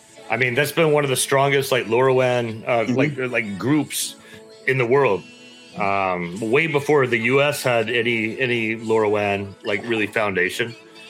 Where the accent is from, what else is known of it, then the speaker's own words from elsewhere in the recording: Texas, United States; I know, and I'm from Texas, and I know Australians can be kind of, hard in the head like Texans can, man.